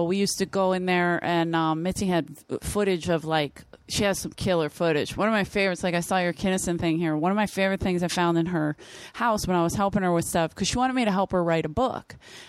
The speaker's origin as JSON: {"language": "English", "town": "Philadelphia", "region": "Pennsylvania", "country": "United States", "tie": "born or raised there", "said": "I grew up in South Philly."}